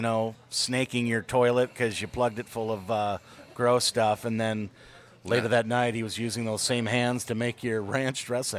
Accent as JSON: {"language": "English", "region": "Midwest", "country": "United States", "moved": "yes", "said": "I'm from the Midwest."}